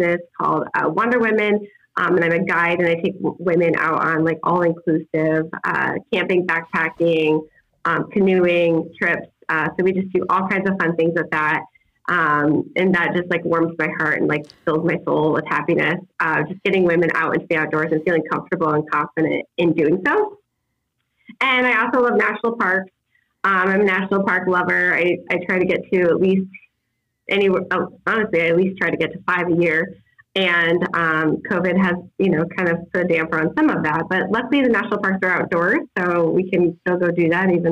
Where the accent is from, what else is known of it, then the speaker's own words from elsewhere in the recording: West Liberty, Iowa, United States; now in West Des Moines, United States; my hometown of West Liberty, Iowa